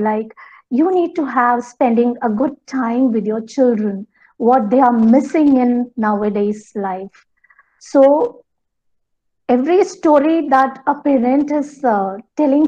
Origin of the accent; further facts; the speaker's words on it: Kerala, India; English is a second language; I'm from Kerala, so it was a coastal region for our place